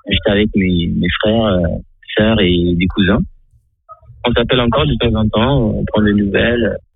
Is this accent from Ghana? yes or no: yes; Navrongo, Upper East, Ghana; moved away; Je suis né le 19-10-92 au Ghana, dans une petite ville qui s'appelle Navrango.